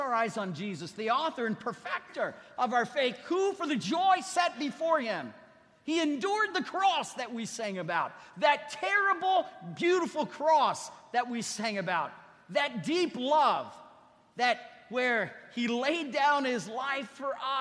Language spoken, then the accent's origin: English; Ohio, United States; moved away; I was raised in Ohio